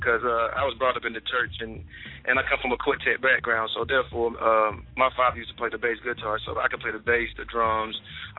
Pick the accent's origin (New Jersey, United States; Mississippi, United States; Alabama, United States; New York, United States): Mississippi, United States; Starkville; now in Tupelo, United States; I'm actually from Starkville, Mississippi, but I reside. I'm in Tupelo, Mississippi at the moment right now.